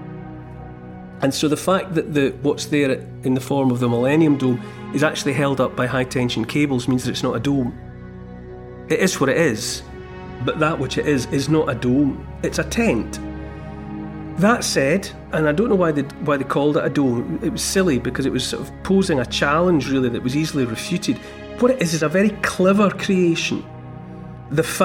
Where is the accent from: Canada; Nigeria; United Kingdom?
United Kingdom; as the British people